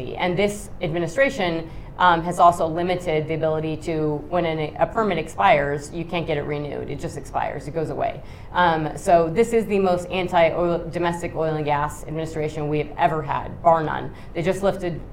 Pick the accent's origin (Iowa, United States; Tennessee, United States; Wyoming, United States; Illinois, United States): Wyoming, United States; I'm from Wyoming